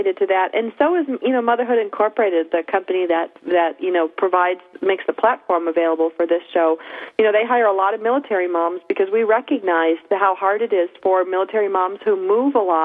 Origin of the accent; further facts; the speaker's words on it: Buffalo, New York, United States; moved away; My hometown is actually outside of Buffalo